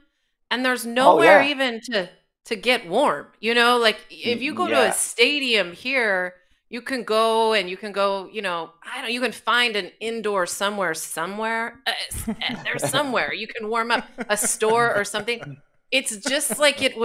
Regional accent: Los Angeles, California, United States; I'm from California, from

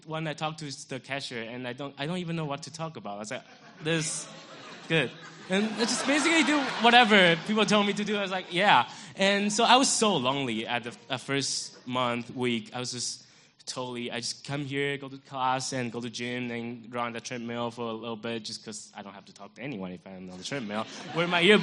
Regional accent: Taiwan; moved away as an adult; now in United States; growing up in Japan, growing up in Taiwan

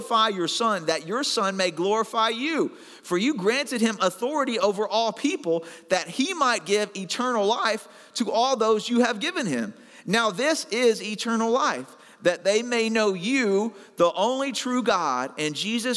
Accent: Arkansas, United States; moved away; I'm originally from Arkansas

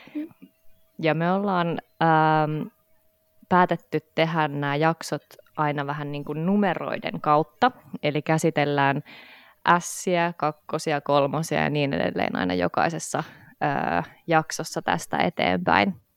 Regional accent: Helsinki, Uusimaa, Finland; mä oon Helsingistä

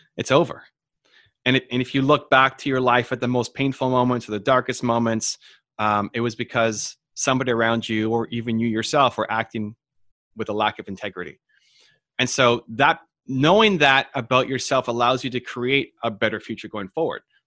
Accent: Toronto, Ontario, Canada; I was born in Toronto, but my mom was born in, in Italy, and my father's mother was born in England

